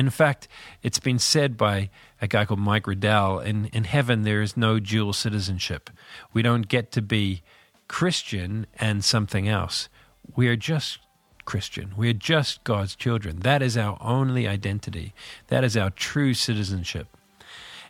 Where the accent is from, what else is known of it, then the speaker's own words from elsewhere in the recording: Northern Ireland, United Kingdom; also born or lived in New Zealand; I'm from this little country called Northern Ireland. I was born in New Zealand, but lived in Northern Ireland all my life.